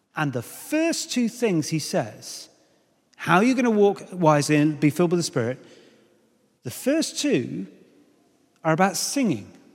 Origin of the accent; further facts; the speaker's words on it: United Kingdom; I know we're British